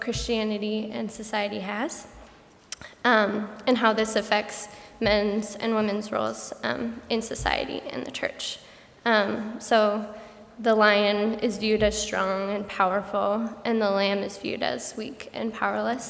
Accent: Colorado, United States; moved away; I'm originally from Colorado

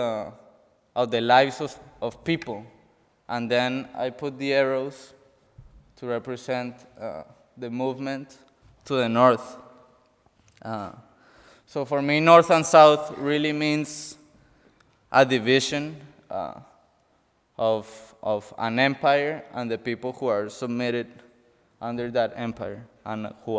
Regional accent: Colombia; moved away; I'm from Colombia, and my country is filled with a history of violence

